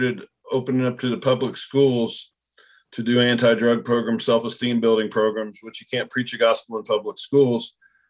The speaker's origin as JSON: {"language": "English", "town": "Portsmouth", "region": "Ohio", "country": "United States", "tie": "born or raised there", "said": "my hometown of Portsmouth, Ohio"}